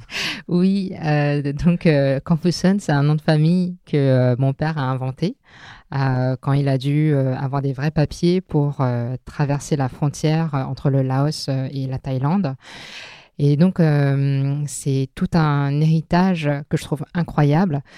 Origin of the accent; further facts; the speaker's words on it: Bobigny, Île-de-France, France; first language Teochew; French is a second language; also born or lived in Drancy / Taiwan / Hong Kong; quand j'ai grandi euh, à Bobigny et à Drancy, j'ai donc baigné dans un multiculturalisme et multilinguisme